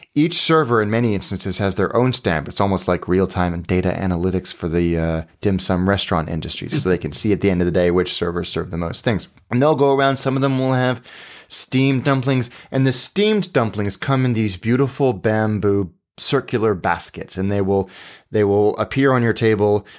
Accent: Hong Kong; when I was a kid growing up in Hong Kong

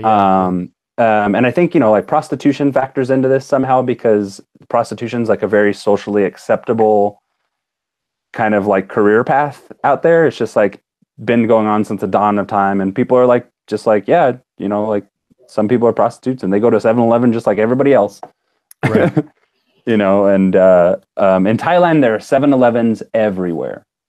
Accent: United States; accent: American; when they hear me talk, I'm so like American.

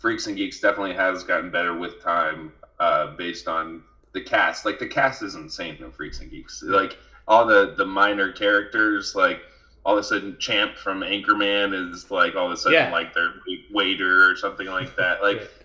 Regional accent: United States; we as Americans

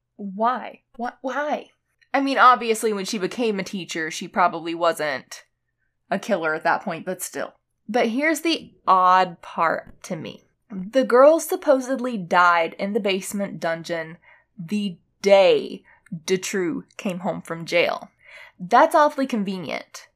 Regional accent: United States; I'm American

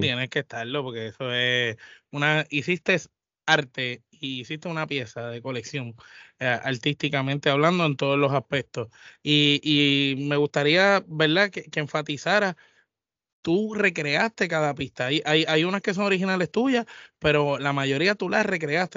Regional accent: Puerto Rico; todos nosotros somos puertorriqueños

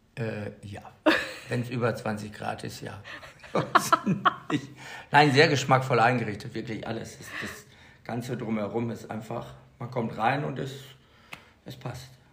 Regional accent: Bad Salzuflen, North Rhine-Westphalia, Germany; moved away as an adult; now in Mallorca, Spain; Aus dem schönen Kurort Bad Salzuflen

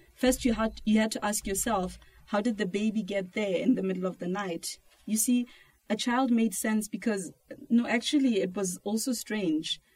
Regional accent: South Africa; I'm from South Africa

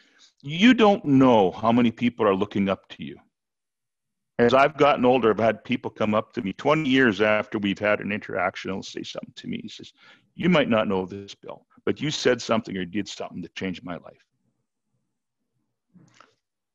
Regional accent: Canada; I'm the Canadian

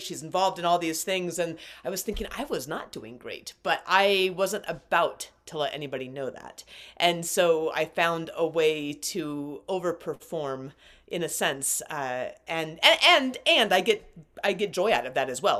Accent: Alaska, United States; I was grown up, grew up in Alaska. I was born in Alaska

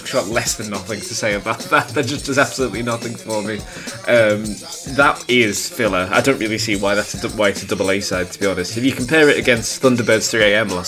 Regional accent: United Kingdom; I'm a British, white, like, teenage gay boy at this time

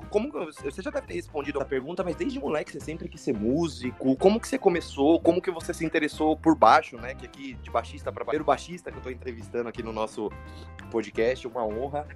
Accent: São Paulo, Brazil; eu que sou de São Paulo

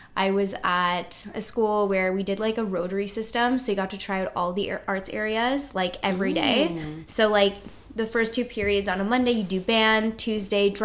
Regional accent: Thornhill, Ontario, Canada; also born or lived in North York / Toronto; I'm from Toronto, grew up in Thornhill, and then now I live downtown Toronto

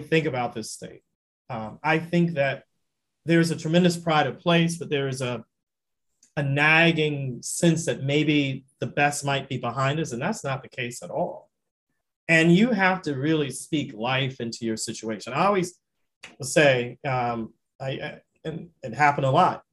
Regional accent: Florida, United States; also born or lived in Louisiana; now in Michigan, United States; I grew up in Florida

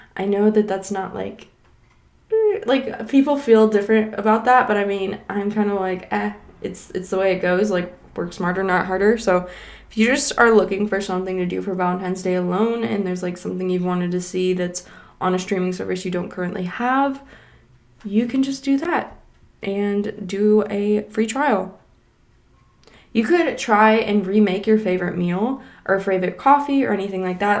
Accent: Kentucky, United States; I'm from Kentucky, so we stargaze a lot

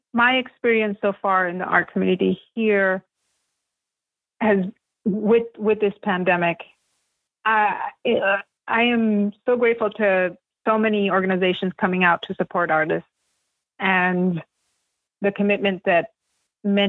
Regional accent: United States; my experience growing up in the United States, speaking both languages.

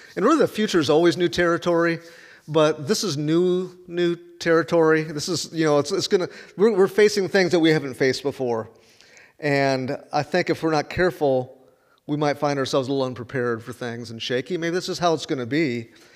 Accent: Chicago, Illinois, United States; moved away as an adult; also born or lived in Chattanooga, Tennessee; I'm from Chicago

